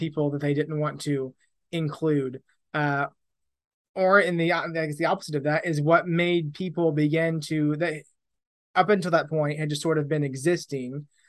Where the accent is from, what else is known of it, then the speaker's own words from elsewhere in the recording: Southern Indiana, United States; moved away as an adult; also born or lived in Tulsa, Oklahoma; now in England; I grew up in Indiana, Southern Indiana